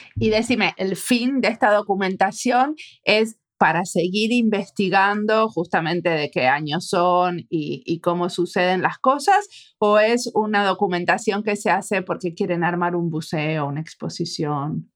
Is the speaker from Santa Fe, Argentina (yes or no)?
no; La Pampa, Argentina; moved away; Yo nací en La Pampa, una de las zonas más planas del mundo